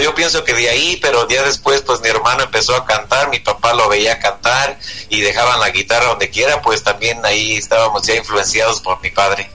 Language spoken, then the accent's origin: Spanish; Ario de Rosales, Michoacán, Mexico; mi pueblo, ahí en Ario Rosales, Michoacán, de donde yo soy oriundo